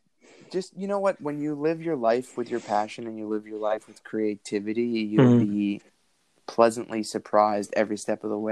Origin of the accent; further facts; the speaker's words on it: New York, United States; moved away; I'm from New York.